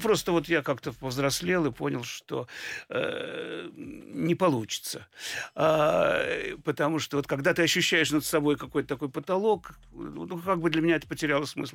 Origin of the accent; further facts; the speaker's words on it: Saint Petersburg, Russia; я родился в Ленинграде